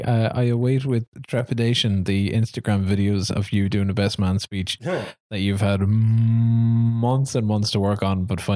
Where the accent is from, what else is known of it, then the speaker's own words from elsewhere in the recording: Scotland, United Kingdom; We're still in Scotland. And yes, it's still shite being Scottish.